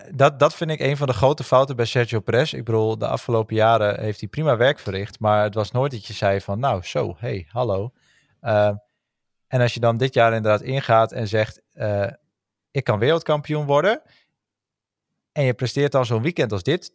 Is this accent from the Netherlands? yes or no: yes; Netherlands; als Nederlanders zijnde